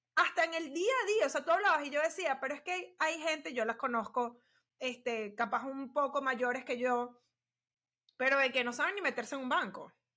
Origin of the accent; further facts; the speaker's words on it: Venezuela; somos venezolanas